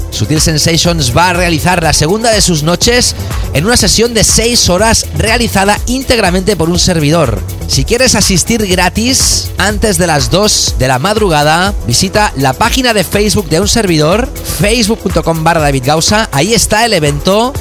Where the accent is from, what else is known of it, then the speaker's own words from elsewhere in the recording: Barcelona, Catalonia, Spain; also born or lived in Doha, Qatar; voy a estar de nuevo en mi ciudad natal, que voy a regresar